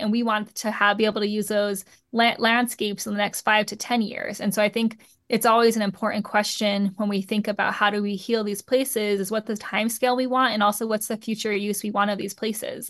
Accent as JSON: {"language": "English", "region": "Southwest", "country": "United States", "tie": "born or raised there", "said": "I grew up in the Southwest around a lot of, like, pub, um, Tehuantepec pueblos."}